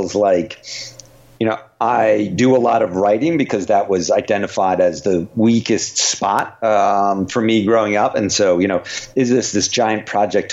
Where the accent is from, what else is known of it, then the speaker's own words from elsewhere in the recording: United States; because I live here and you know, grew up here and so feel, you know, I am really American